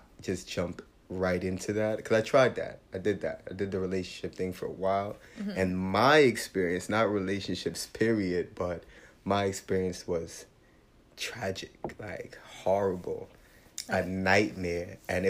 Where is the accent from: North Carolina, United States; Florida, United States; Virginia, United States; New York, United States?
New York, United States; New York City; I grew up in Brooklyn, New York, mostly